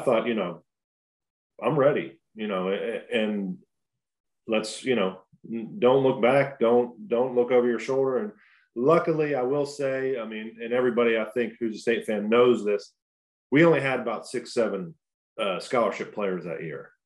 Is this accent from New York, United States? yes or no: no; Pittsburgh, Pennsylvania, United States; growing up in Pittsburgh is great. It, it is definitely a blue collar town